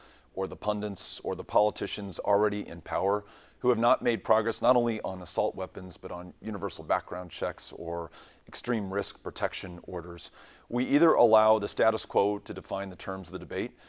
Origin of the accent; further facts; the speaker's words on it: Texas, United States; my home state